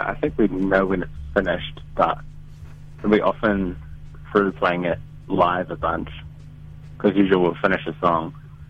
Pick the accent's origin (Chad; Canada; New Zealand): New Zealand; Whanganui, Manawatū-Whanganui; I'm also from Whanganui, which is a small town in North Island.